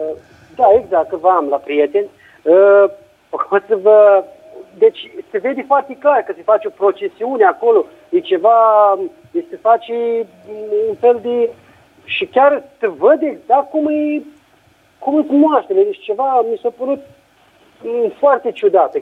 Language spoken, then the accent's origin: Romanian; Romania; now in Italy; la noi în țară